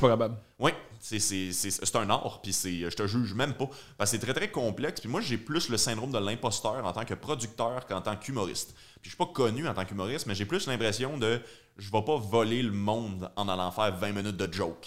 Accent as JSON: {"language": "French", "town": "Joliette", "region": "Quebec", "country": "Canada", "said": "je viens de Joliette"}